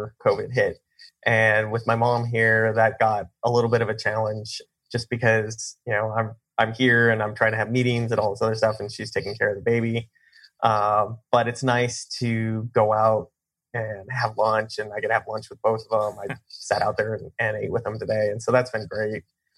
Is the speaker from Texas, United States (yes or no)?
no; Colorado, United States; moved away as an adult; also born or lived in Kansas / Nashville, Tennessee; now in Arizona, United States; I grew up in Colorado